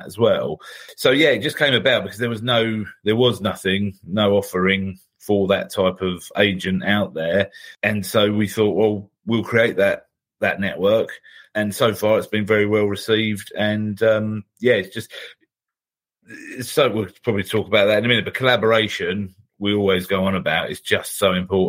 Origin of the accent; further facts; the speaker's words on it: United Kingdom; we're British